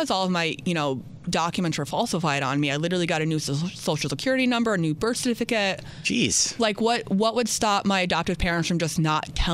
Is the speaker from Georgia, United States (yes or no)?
no; Louisiana, United States; born there; If I I was born in Louisiana, if I contacted Louisiana